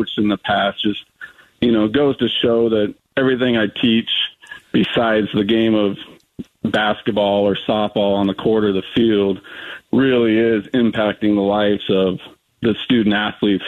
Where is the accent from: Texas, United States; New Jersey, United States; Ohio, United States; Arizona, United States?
Arizona, United States; Prescott; I'm born and raised in Prescott, Arizona.